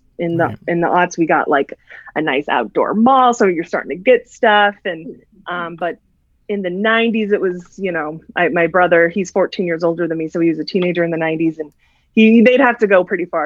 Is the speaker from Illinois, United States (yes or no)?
yes; Lake Zurich, Illinois, United States; So I'm originally from the Chicago suburbs. I grew up in one called Lake Zurich